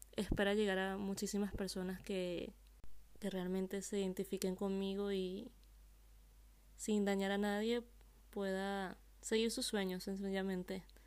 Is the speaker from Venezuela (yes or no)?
yes; Venezuela; moved away as an adult; now in Spain; Yo soy venezolana y hace tres años vivo aquí en España.